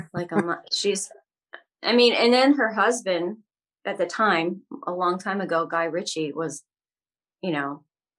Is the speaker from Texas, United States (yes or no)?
no; Ohio, United States; moved away; I'm from Ohio originally, and I grew up in a very Midwestern family.